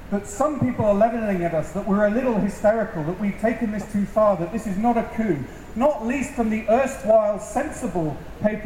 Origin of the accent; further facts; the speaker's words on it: United Kingdom; proud to say we're British